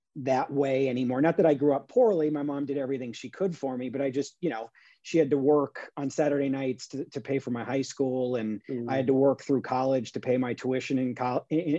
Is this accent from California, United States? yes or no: yes; Long Beach, California, United States; Born and raised in California. Yeah. Long Beach